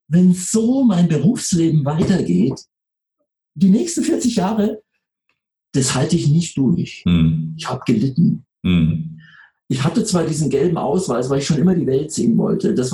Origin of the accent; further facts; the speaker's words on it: Munich, Bavaria, Germany; Ich komme aus dem Süden, ich bin in München geboren und aufgewachsen.